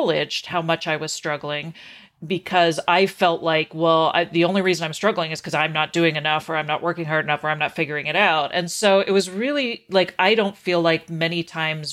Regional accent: Canada; I was raised in Canada

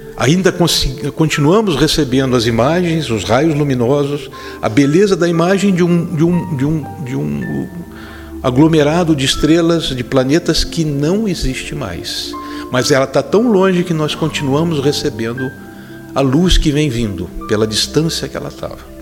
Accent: Petrópolis, Rio de Janeiro, Brazil; Morávamos numa casa num subúrbio da minha terra, lá em Petrópolis, no estado do Rio

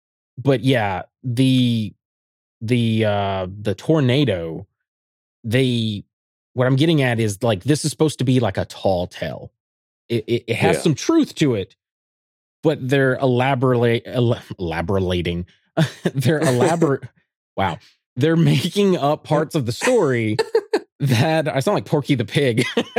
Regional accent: Alabama, United States; I was from being from Alabama, I was just like, this is so easy to read.

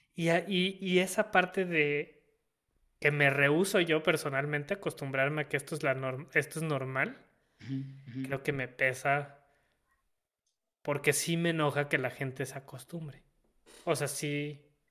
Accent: Mexico; como mexicanos o como país

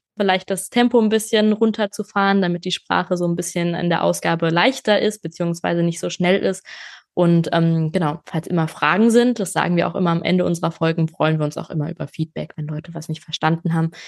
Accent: Germany; first language German; bei uns in Deutschland

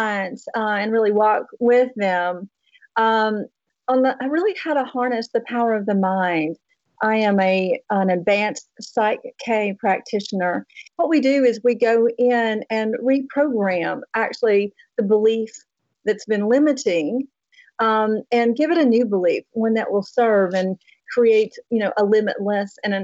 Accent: Tennessee, United States; accent: Southern; moved away; I came from Tennessee. And obviously they're very Southern still. You can kind of hear some of the accent still left in my voice. I grew up on a farm, actually

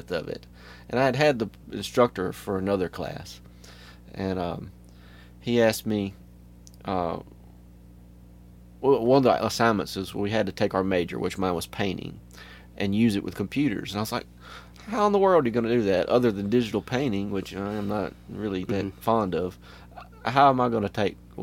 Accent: Pascagoula, Mississippi, United States; also born or lived in Hurley, Mississippi / Moss Point, Mississippi; I'm from the Gulf Coast, for sure, but I graduated high school from Hurley, Mississippi, but I was born in Moss Point, Pascagoula area.

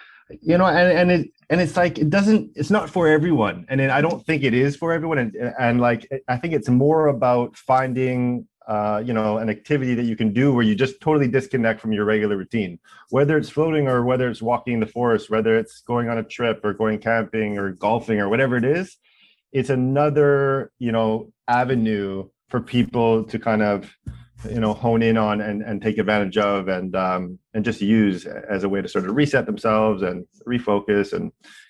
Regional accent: Vancouver, British Columbia, Canada; now in Toronto, Canada; We came here from Vancouver to do it. That was sort of part of our origin story.

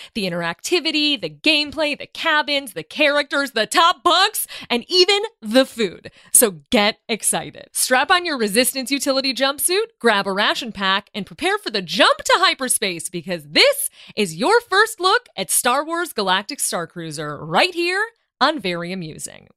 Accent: Chicago, Illinois, United States; As a Chicagoan

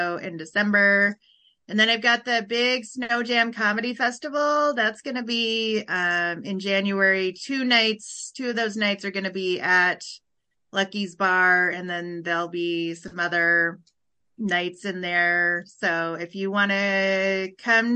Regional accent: Huron, South Dakota, United States; I am from South Dakota. I'm from a town called Huron, South Dakota

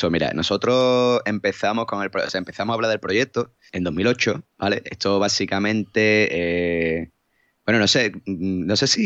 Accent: Cádiz, Andalusia, Spain; le he dicho a mi, a un amigo de, mi novio que soy de Cádiz, que, que vivo en BG no sé qué

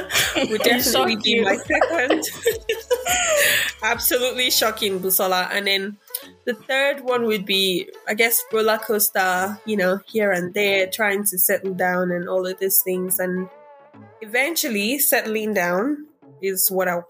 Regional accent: Nigeria; now in Australia; as Nigerian immigrants

